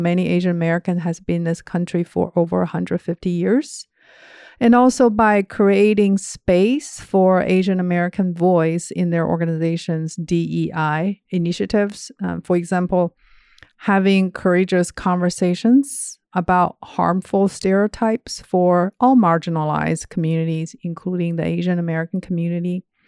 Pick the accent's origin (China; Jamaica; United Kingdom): China; moved away as an adult; also born or lived in Georgia, United States; now in Indianapolis, United States; I grew up in China, and I got my undergrad degree there